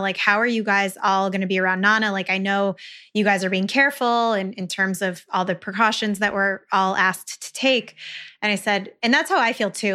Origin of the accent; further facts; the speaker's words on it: Western New York, United States; moved away; I'm originally from Western New York